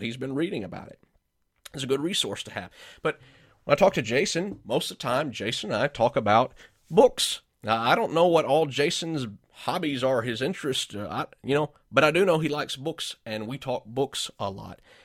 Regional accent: Georgia, United States; moved away as an adult; also born or lived in Arlington, Texas / McAlester, Oklahoma; now in Indianapolis, United States; I grew up in Georgia

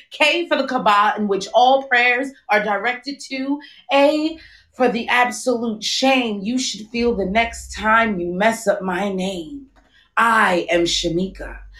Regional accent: New York City, New York, United States; also born or lived in Brooklyn; I am from Queens, but I currently live in Brooklyn.

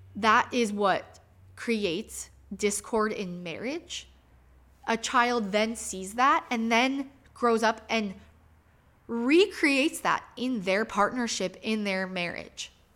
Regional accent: Michigan, United States; moved away as an adult; now in Phoenix, United States; I was raised in Michigan.

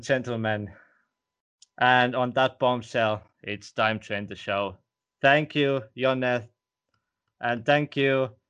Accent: Estonia; first language Estonian; English is a second language; And, well, as you know, my first language is in Estonian.

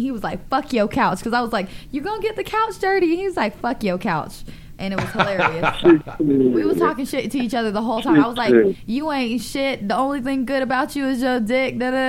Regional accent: North Carolina, United States; I'm from North Carolina.

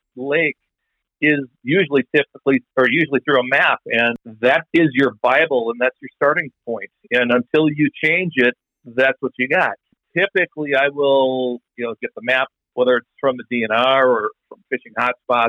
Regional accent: West Bend, Wisconsin, United States; I grew up in West Bend, Wisconsin, which is north of Milwaukee

